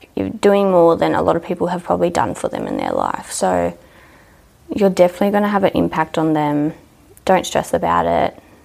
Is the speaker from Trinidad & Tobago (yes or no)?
no; Dubbo, New South Wales, Australia; also born or lived in Orange / Mendooran; I grew up in Dubbo most of my life